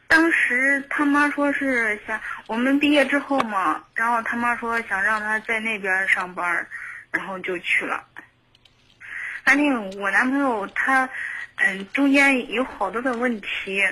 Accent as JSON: {"language": "Chinese", "region": "Henan", "country": "China", "moved": "yes", "said": "我家也是河南的"}